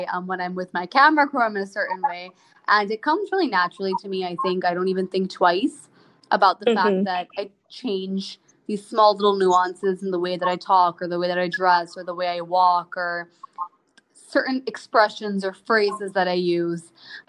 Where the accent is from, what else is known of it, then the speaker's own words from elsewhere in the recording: Midwest, United States; moved away as an adult; also born or lived in Indiana / Ohio / Michigan; now in Mumbai, India; Indian American. So my parents were born and raised in the U.S. I was born and raised in the U.S. I lived in Indiana for 10 years, Ohio for 10 years, and then studied at Michigan for 4 years. So through and through a Midwestern child. I moved to Mumbai a year ago